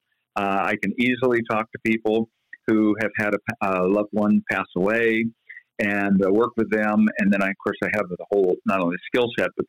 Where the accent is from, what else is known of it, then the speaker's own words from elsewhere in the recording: Eugene, Oregon, United States; also born or lived in Philadelphia, Pennsylvania / Arizona / Southern California / Portland, Oregon; I was born in Philadelphia, moved to Arizona, then Southern California, and then by the time I was 9 years old, I was in Eugene, Oregon